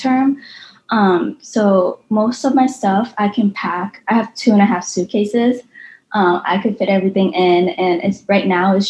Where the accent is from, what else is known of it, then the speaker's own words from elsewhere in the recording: Boston, Massachusetts, United States; also born or lived in New York City / Austin; now in Denver, United States; I was originally from Boston